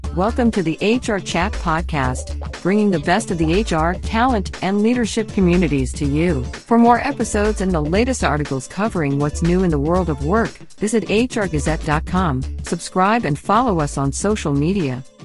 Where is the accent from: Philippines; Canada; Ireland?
Canada; Toronto, Ontario; moved away as an adult; also born or lived in Okinawa, Japan; now in Grand Barachois, Canada; I'm from Toronto. You know, born and raised just outside of Toronto